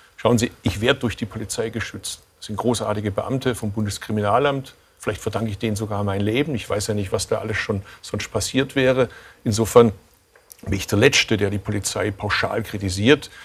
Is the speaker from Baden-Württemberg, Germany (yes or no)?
yes; Swabia, Baden-Württemberg, Germany; als Schwabe